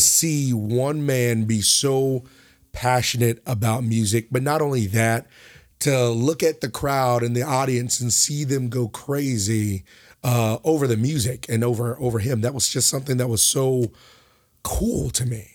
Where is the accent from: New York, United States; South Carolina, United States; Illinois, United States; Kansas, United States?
South Carolina, United States; Pawleys Island; also born or lived in Lake City, South Carolina; now in Conway, United States; originally from Lake City, but we moved to Pauley's Island, South Carolina, where, um, I went to high school